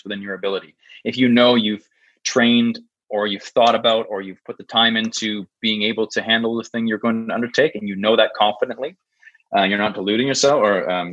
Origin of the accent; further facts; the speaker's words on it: Canada; I'm a Canadian guy.